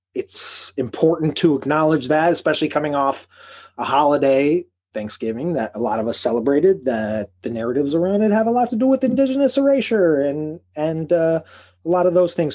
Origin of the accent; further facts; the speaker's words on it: Chicago, Illinois, United States; moved away; also born or lived in Boston; from Chicago